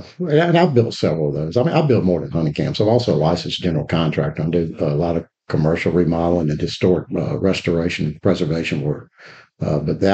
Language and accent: English; Mobile, Alabama, United States; also born or lived in Birmingham, Alabama; we moved to Mobile. So I claim Mobile as my hometown